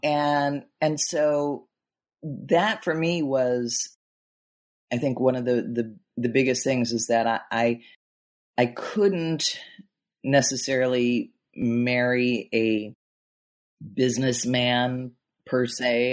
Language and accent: English; Chicago, Illinois, United States; I grew up in in Chicago in the Midwest